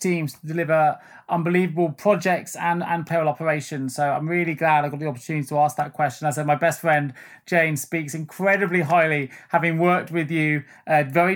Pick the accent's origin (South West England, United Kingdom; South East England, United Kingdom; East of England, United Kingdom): South West England, United Kingdom; Salisbury; my hometown in Salisbury